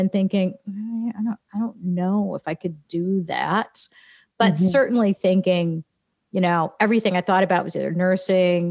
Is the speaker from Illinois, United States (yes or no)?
yes; Rock Island County, Illinois, United States; I grew up on a farm in Rock Island County, which is about 150 miles west of Chicago. It's on the Illinois side of the Quad Cities by the Mississippi River.